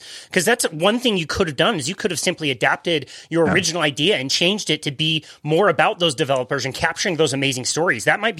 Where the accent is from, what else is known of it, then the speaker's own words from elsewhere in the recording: Draper, Utah, United States; now in South Jordan, United States; I grew up in Draper and now I live in South Jordan, which is really about a 10, 15 minute drive away from that building.